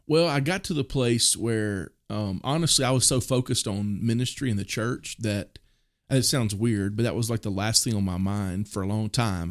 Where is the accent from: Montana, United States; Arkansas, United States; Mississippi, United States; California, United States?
Mississippi, United States; moved away as an adult; also born or lived in Oklahoma City, Oklahoma; now in Purcell, United States; the town I grew up in Mississippi